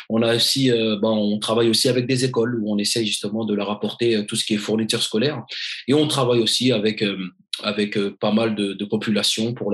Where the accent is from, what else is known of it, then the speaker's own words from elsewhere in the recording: Mali; Donc je me dis initialement, je vais commencer par mon pays d'origine. Mais Give a Dream a bien évidemment pour but, et on a commencé à faire des actions, bien évidemment, en dehors euh, de l'Afrique et du Mali.